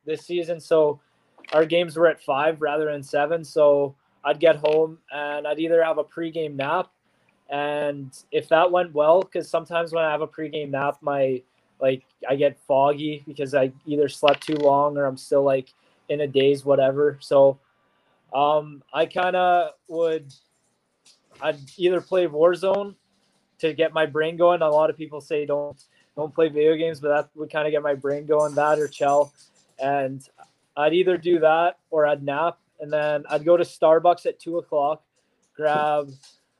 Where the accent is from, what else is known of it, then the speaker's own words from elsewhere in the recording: Saskatchewan, Canada; now in Portland, United States; I'm from Saskatchewan